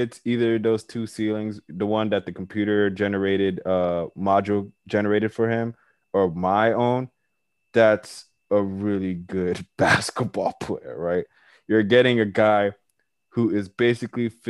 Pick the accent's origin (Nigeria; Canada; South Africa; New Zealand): Nigeria; I'm Nigerian myself